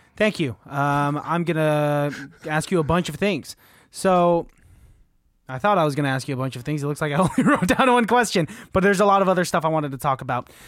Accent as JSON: {"language": "English", "area": "Bay Area", "region": "California", "country": "United States", "said": "we are from the Bay Area"}